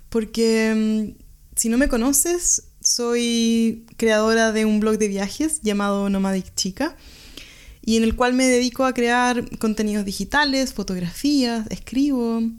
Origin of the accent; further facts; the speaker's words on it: Chile; now in Germany; Soy chilena y vivo en Alemania hace tres años